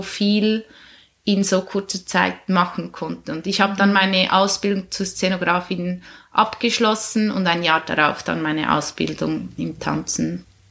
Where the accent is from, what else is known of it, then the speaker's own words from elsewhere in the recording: Schöftland, Aargau, Switzerland; Ich bin ursprünglich aus dem Aargau in Schöftland aufgewachsen